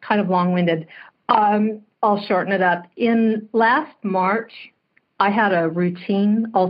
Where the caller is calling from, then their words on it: Santa Clarita, California, United States; I'm calling from Southern California, Santa Clarita.